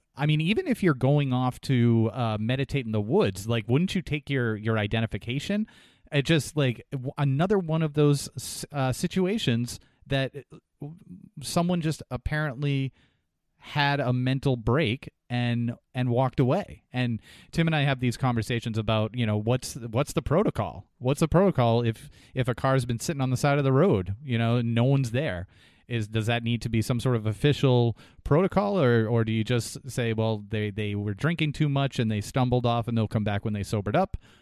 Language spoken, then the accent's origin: English; New Hampshire, United States; moved away; the area that I grew up in, in New Hampshire